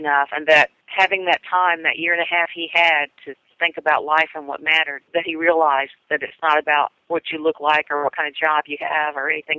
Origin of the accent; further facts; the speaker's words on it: the South, United States; I'm from the South.